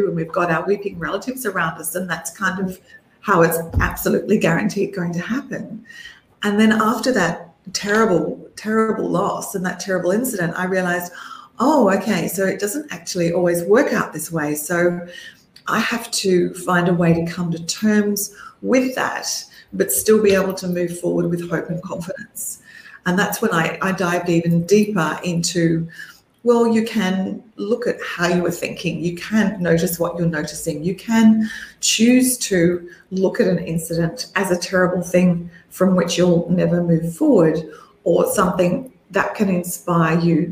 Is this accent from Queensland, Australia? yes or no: no; Melbourne, Victoria, Australia; when I was growing up in Melbourne, Australia